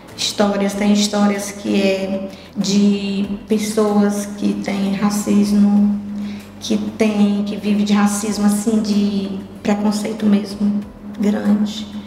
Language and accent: Portuguese; Sobral, Ceará, Brazil; also born or lived in Irauçuba, Ceará; da minha terra, onde eu fui registrada, morei um certo tempo, mas eu sou mesmo sobralense, eu sou de Sobral